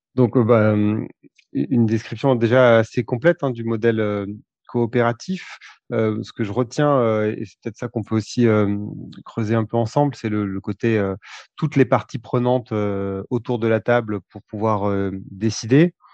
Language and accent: French; Thiers, Auvergne-Rhône-Alpes, France; also born or lived in Limoges; j'ai grandi à côté de Thiers